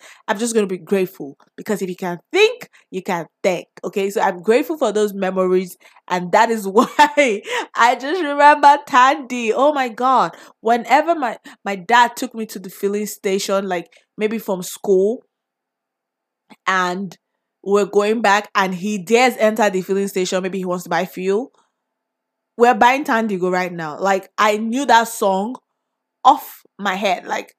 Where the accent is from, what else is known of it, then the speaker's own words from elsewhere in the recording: Nigeria; So my favorite drink growing up in Nigeria.